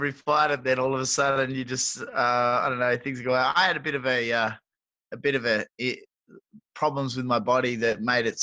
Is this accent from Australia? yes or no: yes; Perth, Western Australia, Australia; They had the first UFC in Perth in my hometown this year